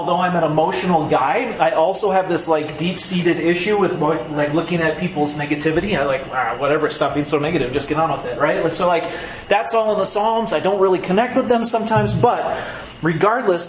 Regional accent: Green Bay, Wisconsin, United States; now in Rapid City, United States; I grew up in Green Bay, Wisconsin

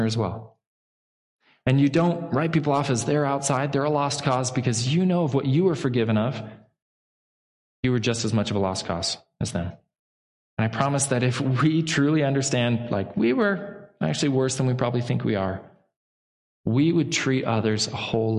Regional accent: Pacific Northwest, United States; I grew up in the Pacific Northwest

